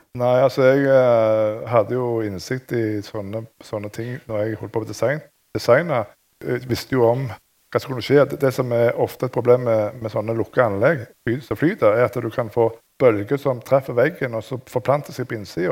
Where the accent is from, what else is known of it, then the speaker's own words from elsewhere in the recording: Rogaland, Norway; jeg er jo fra Rogaland, og i det området så er det masse ingeniører